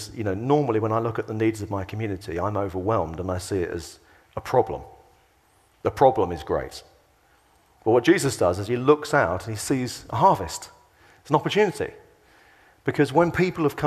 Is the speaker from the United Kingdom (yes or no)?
yes; England, United Kingdom; we're English